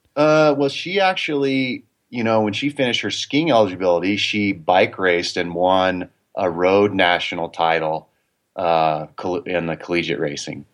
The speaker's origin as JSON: {"language": "English", "town": "Durango", "region": "Colorado", "country": "United States", "tie": "born or raised there", "also_born_or_lived": "Oconomowoc, Wisconsin", "said": "I grew up in Durango"}